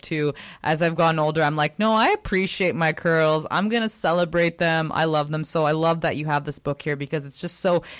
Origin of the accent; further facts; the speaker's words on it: Richmond, British Columbia, Canada; I was also born in Richmond